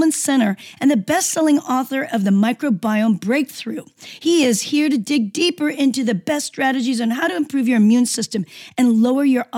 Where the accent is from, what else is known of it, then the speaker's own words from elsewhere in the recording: Seoul, South Korea; moved away; I come from a country, Seoul, and I'm from Korea, South Korea, and we eat a great deal of fermented foods